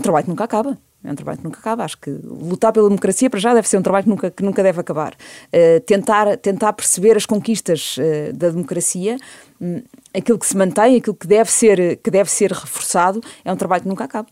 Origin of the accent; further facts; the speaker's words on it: Portugal; also born or lived in Canada; eu nasci no Canadá em julho de 74 e venho para Portugal porque nessa altura o meu pai